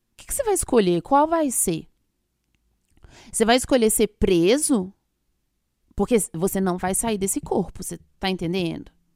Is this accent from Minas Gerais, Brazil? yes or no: yes; Minas Gerais, Brazil; eu sou de Minas